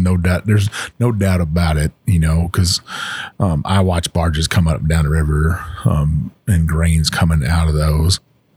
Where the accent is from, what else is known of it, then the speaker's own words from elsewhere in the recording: Texas, United States; I'm from Texas